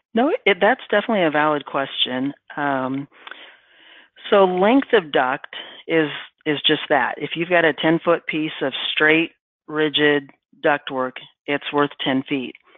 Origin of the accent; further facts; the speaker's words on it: Midwest, United States; I'm from the Midwest